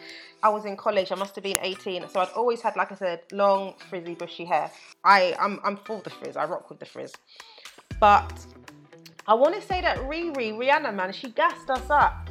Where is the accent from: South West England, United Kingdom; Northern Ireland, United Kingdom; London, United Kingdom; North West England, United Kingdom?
London, United Kingdom; I'm born and raised in London